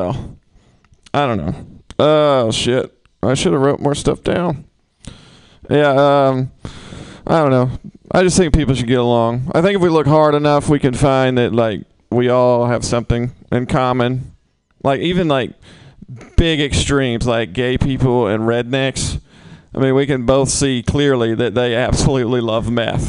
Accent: the South, United States; I'm from the South. I grew up shooting guns

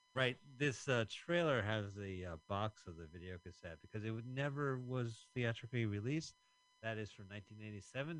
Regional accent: United States; As an American

